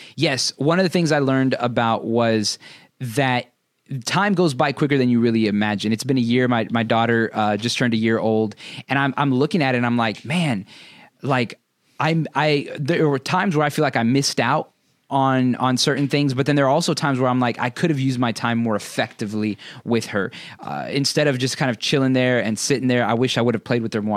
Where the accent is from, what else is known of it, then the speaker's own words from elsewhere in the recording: United States; growing up in America